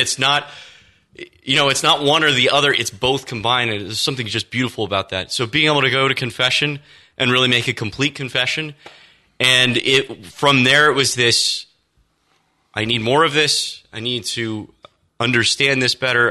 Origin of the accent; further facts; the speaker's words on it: Austin, Texas, United States; So I grew up in Texas. Um, Austin, Texas was home for me.